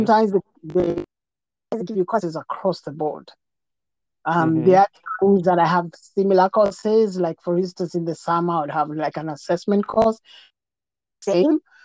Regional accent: Nairobi, Kenya; moved away as an adult; now in United States; I was raised in Jericho

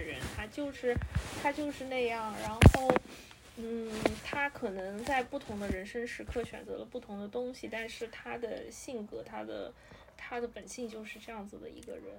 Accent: China; 对于我们亚洲人，对于我们中国人来说

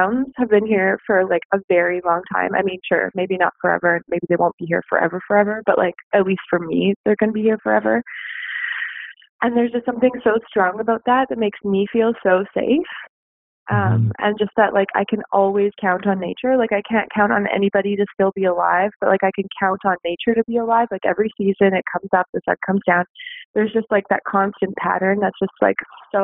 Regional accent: Saskatchewan, Canada; now in Canmore, Canada; I'm from Saskatchewan, so we really have a whole lot of nothing to look at from far away.

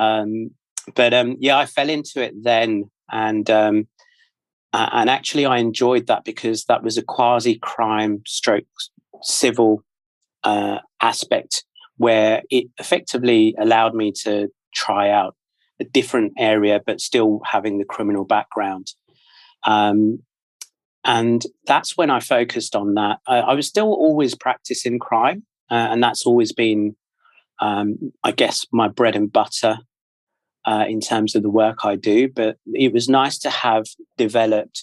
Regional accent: London, United Kingdom; moved away as an adult; now in Australia; I'm from the UK, born and raised in London. And I moved out to Australia just about 3 years ago

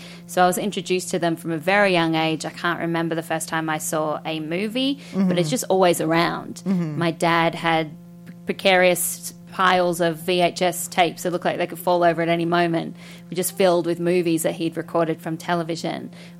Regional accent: Australia; Exactly that. So we had Bill Collins, who was our Robert Osborne, who would do the late night classic film, and he would introduce all the films.

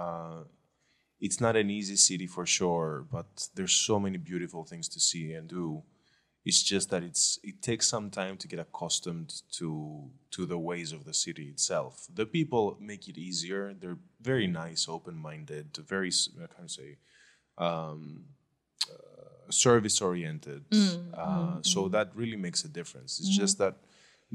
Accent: Athens, Attica, Greece; moved away; also born or lived in Glyfada; I was born in Athens, literally, Marousi, in fact. But I lived here.

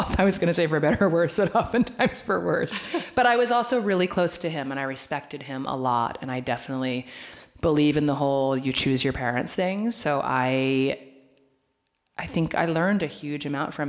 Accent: Oregon, United States; moved away as an adult; also born or lived in New York; now in Los Angeles, United States; I was raised in Oregon.

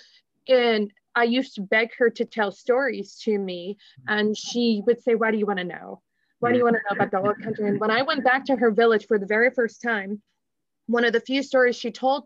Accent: Canton, Ohio, United States; also born or lived in New Philadelphia, Ohio / Aberdeen, Scotland; I grew up in Canton, Northeast Ohio area

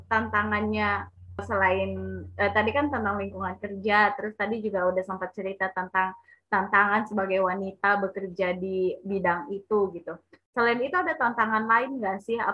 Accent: Sumatra, Indonesia; Aku orang Sumatera

